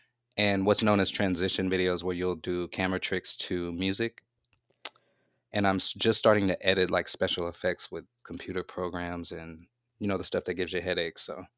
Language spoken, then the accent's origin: English; Louisiana, United States; Okay, well, I'm from Louisiana